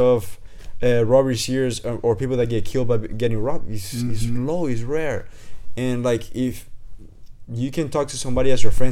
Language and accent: English; Venezuela; now in United States; I come from Venezuela.